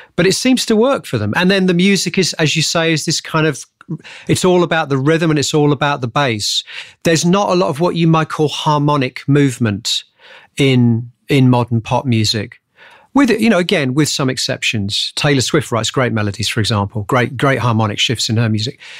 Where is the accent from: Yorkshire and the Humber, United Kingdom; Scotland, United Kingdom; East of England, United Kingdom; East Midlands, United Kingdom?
East of England, United Kingdom; Hemel Hempstead; I grew up just outside of Hemel, uh, just outside of London, a place called Hemel Hempstead.